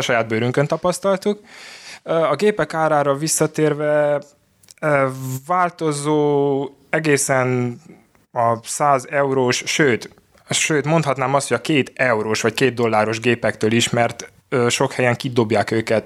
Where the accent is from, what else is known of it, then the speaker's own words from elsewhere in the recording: Oradea, Bihor County, Romania; Én Nagyváradon születtem, itt is élek